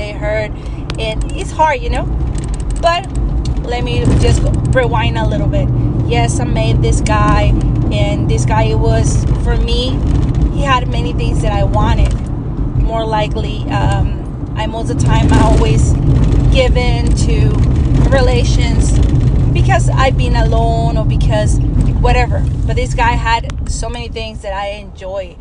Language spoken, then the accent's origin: English; Mexico; first language Spanish; English is a second language; moved away; My first language is Spanish. I grew up in Mexico